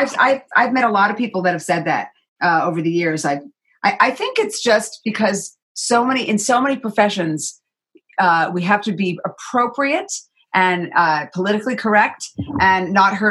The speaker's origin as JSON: {"language": "English", "town": "New York City", "region": "New York", "country": "United States", "tie": "born or raised there", "said": "I was born on the East Coast in New York"}